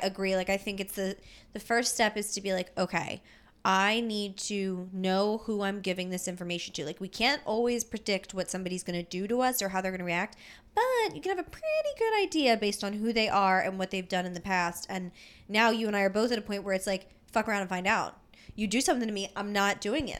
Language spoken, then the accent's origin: English; Philadelphia, Pennsylvania, United States; we're from Philly